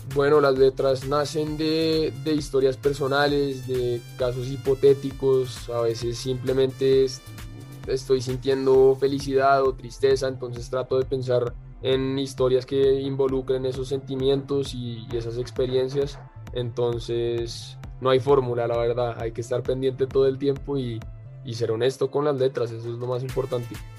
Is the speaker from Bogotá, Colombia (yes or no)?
yes; Bogotá, Colombia; yo soy colombiano, eh, nací en Bogotá y me crié acá.